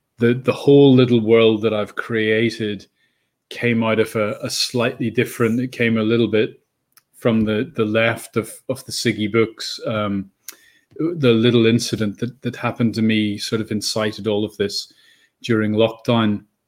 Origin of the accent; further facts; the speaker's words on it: Northern Ireland, United Kingdom; born there; now in Bristol, United Kingdom; but you can probably tell I'm not English. I'm Irish. I was born in Northern Ireland, so I've been in England about 30 years.